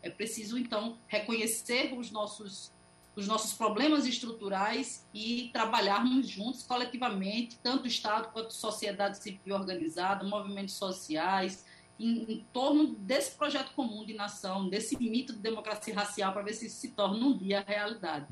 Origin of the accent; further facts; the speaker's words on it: Pernambuco, Brazil; Eu sou pernambucana